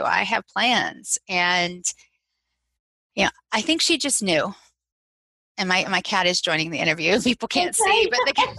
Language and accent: English; Southeast, United States; I grew up all over the Southeast. I was an Air Force brat.